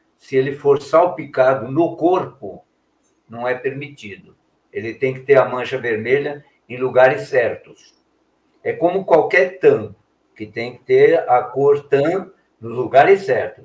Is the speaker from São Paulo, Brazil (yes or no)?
yes; São Paulo, Brazil; moved away as an adult; also born or lived in Belo Horizonte; somos de São Paulo, mas eu fiquei muitos anos em Belo Horizonte